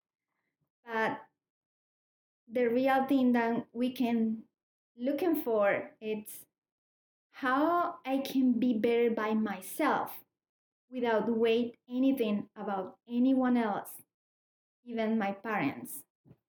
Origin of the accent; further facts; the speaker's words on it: Colombia; English is a second language; moved away as an adult; I'm new in this country. I am from Colombia. 4 years ago, I came